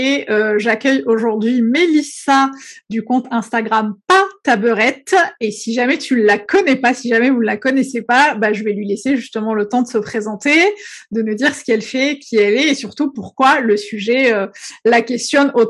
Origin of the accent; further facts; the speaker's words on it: Algeria; now in France; j'ai suis née, j'ai grandi en Algérie, donc il y a beaucoup beaucoup de choses que j'ai découvert en arrivant en France.